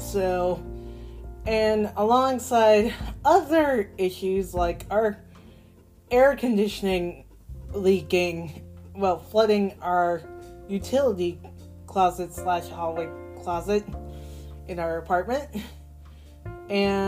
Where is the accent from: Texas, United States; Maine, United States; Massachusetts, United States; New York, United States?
Massachusetts, United States; Boston; I was born in Boston